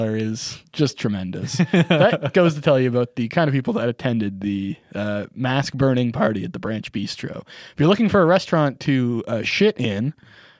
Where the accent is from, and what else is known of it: rural area near Kemptville, Ontario, Canada; born or raised there